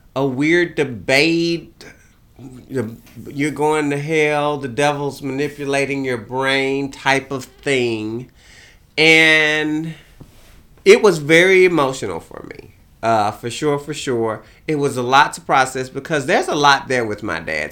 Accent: Beaumont, Texas, United States; moved away; I kinda rode around Beaumont, looked at my hometown

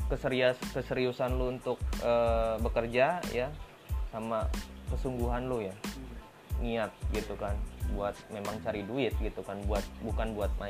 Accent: Singaparna, West Java, Indonesia; ini gue orang Singaparna sebenarnya

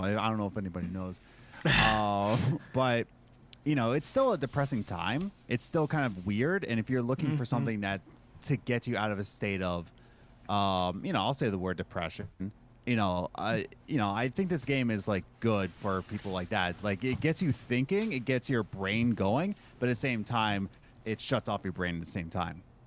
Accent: Philadelphia, Pennsylvania, United States; moved away; I'm originally from Philadelphia

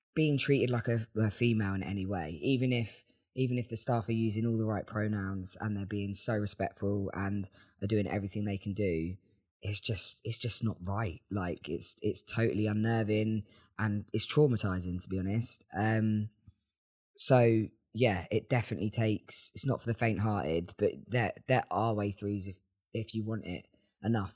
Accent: Worthing, South East England, United Kingdom; now in Brighton, United Kingdom; I am a songwriter from Worthing

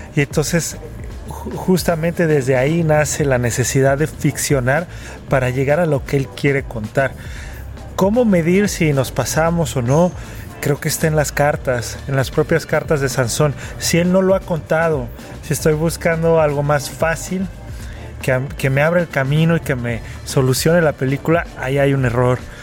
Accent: Mexico; para mí como mexicano

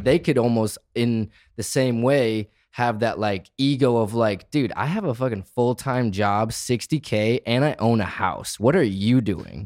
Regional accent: Michigan, United States; moved away; also born or lived in Arizona; I grew up in Michigan, got sick of my hometown, and left to the desert.

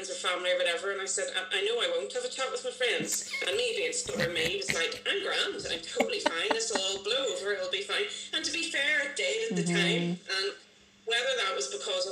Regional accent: Bangor, United Kingdom; I am from Bangor

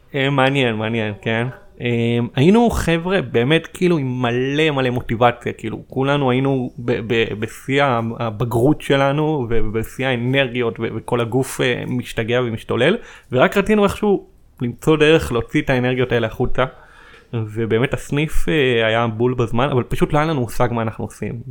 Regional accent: Petah Tikva, Central District, Israel; במקור אני מפתח תקווה, בשכונת כפר גנים

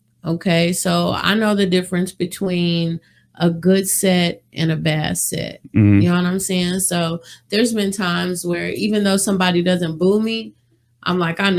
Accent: Wichita, Kansas, United States; moved away as an adult; also born or lived in London, England; now in Las Vegas, United States; Wichita, Kansas is where I'm from.

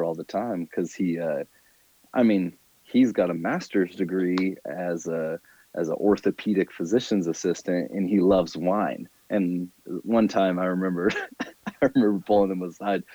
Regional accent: Salem, Oregon, United States; moved away as an adult; also born or lived in Phoenix; now in San Diego, United States; I grew up in Salem, Oregon

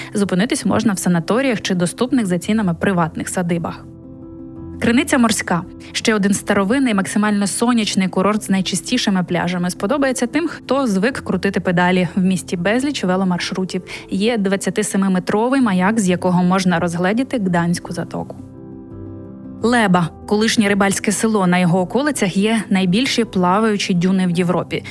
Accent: Ukraine; moved away as an adult; now in Poland; ми з України.

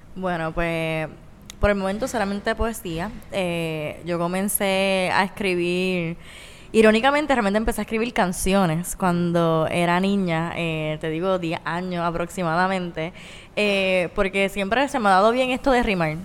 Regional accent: Puerto Rico; como puertorriqueña, ¿verdad? Como caribeña y lo que involucra vivir en, Puerto Rico

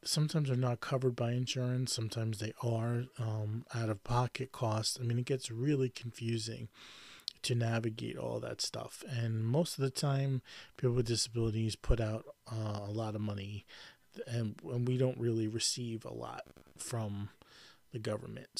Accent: New York, United States; I grew up in New York my whole life and I'm a New Yorker.

